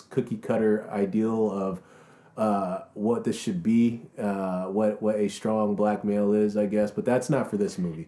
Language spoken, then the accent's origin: English; the South, United States; being raised with strong family ties in the South